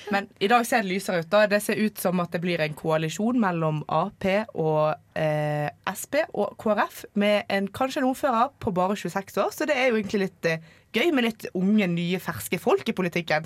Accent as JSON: {"language": "Norwegian", "area": "near Bergen", "region": "Vestland", "country": "Norway", "said": "Jeg er fra et uh, lite tettsted utenfor Bergen"}